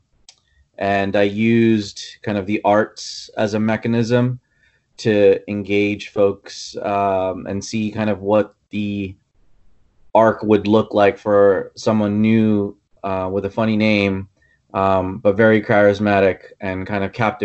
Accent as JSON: {"language": "English", "town": "New York City", "region": "New York", "country": "United States", "tie": "born or raised there", "also_born_or_lived": "Kerala, India / Mumbai, India / Dumont, New Jersey", "moved": "yes", "said": "I grew up in the Bronx, and so my ties to New York and New Jersey go way back."}